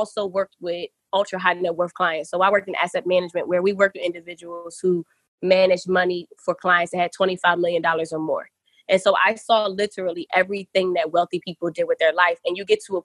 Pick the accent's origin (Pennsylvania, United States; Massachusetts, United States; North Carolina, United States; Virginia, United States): Pennsylvania, United States; Philadelphia; moved away as an adult; I'm from Philly